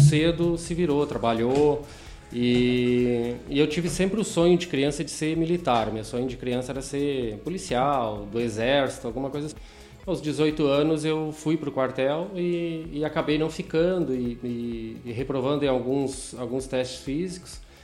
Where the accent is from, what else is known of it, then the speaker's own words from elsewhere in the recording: Taquari, Rio Grande do Sul, Brazil; now in Sapiranga, Brazil; eu sou natural de Taquari